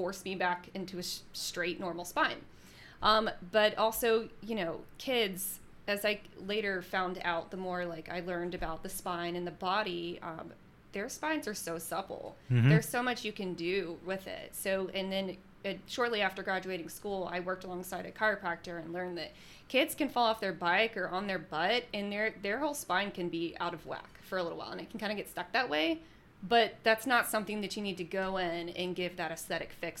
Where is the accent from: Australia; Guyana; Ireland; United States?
United States; Alabama; born or raised there; now in Jacksonville, United States